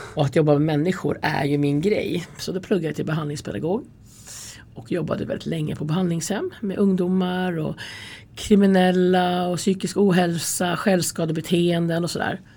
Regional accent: Färila, Gävleborg County, Sweden; moved away as an adult; also born or lived in Stockholm; jag kommer ifrån Hälsingland, från Färila. Jag är uppvuxen där eh, till jag var 18 och sen flyttade jag då till Stockholm till min pappa.

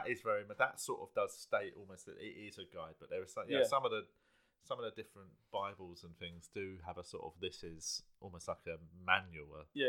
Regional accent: London, United Kingdom; accent: South London; I was raised in South London

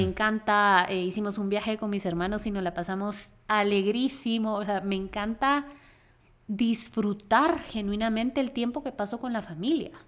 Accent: Guatemala; nosotras éramos de Guatemala

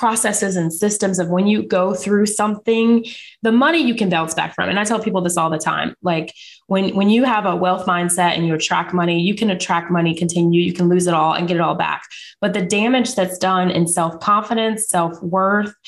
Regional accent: Charlotte, North Carolina, United States; I'm from Charlotte, North Carolina

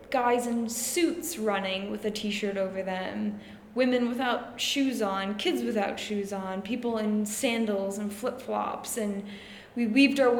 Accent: Minnesota, United States; moved away as an adult; now in London, United Kingdom; I'm originally from Minnesota in the US, and I have currently been living in London for the last 3 years

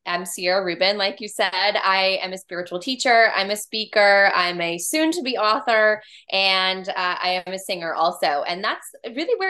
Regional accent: California, United States; now in Georgia, United States; I'm from California originally, but here in Georgia, where we both live

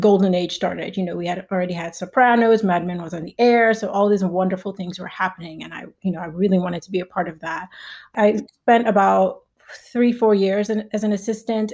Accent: Nigeria; moved away; I'm Nigerian

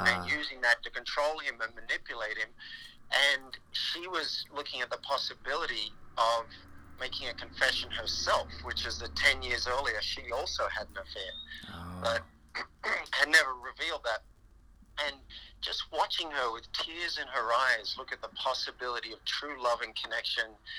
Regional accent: Australia; moved away as an adult; also born or lived in New York; I'm from Australia originally

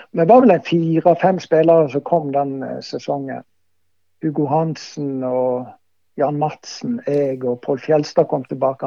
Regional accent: Voss, Vestland, Norway; moved away; also born or lived in Bryne; her hjemme på Voss

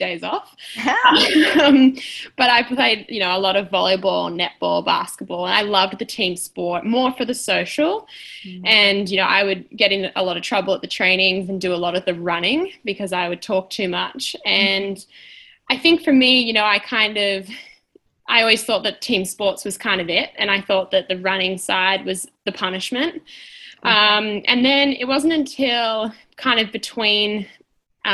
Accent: Melbourne, Victoria, Australia; also born or lived in Diamond Creek, Victoria; I'm from Melbourne, Australia

